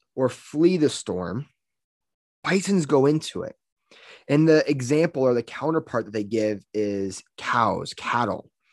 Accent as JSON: {"language": "English", "region": "Louisiana", "country": "United States", "moved": "yes", "lives_now": "Colorado, United States", "said": "I'm from Louisiana."}